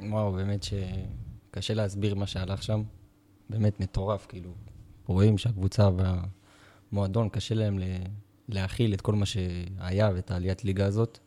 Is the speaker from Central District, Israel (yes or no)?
no; Beersheba, Southern District, Israel; אני גדלתי בשכונת נבנוי, ולמדתי בבית ספר תיכון מקיף א'